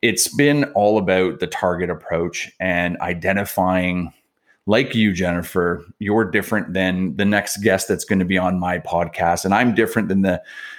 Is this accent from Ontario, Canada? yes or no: yes; Niagara Falls, Ontario, Canada; also born or lived in Montreal; now in Toronto, Canada; I grew up down in Niagara Falls